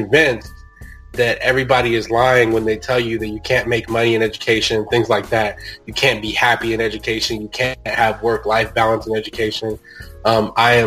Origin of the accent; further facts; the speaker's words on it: Houston, Texas, United States; I love being from Houston. Like, that's where I'm from